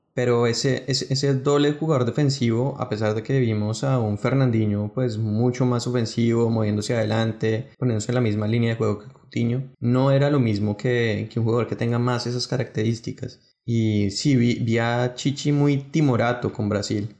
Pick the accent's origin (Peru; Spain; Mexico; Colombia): Colombia; como colombiano